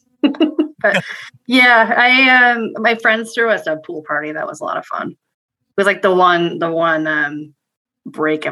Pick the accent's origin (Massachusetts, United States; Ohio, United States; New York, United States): Massachusetts, United States; Worcester; now in Connecticut, United States; Worcester where I'm from